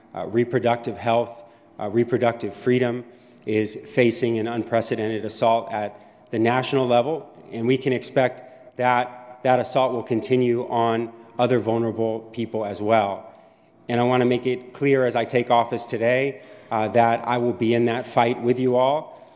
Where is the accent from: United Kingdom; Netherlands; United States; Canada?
United States; Bay Area, California; I'm born and raised in California, uh, spent my entire life here. Uh, I was raised by my mom, uh, in the Bay Area